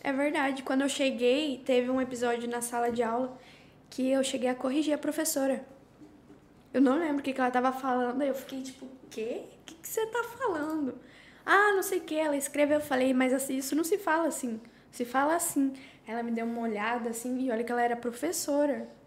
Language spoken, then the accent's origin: Portuguese; Curitiba, Paraná, Brazil; also born or lived in São José dos Pinhais; now in Spain; estou aqui há seis anos, sou de Curitiba, Paraná. Na verdade, eu morava em São José dos Pinhais